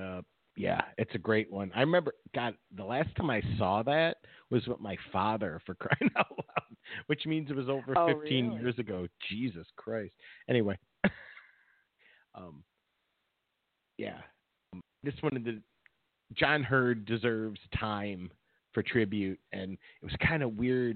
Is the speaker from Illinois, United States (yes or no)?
yes; Chicago, Illinois, United States; growing up in Chicago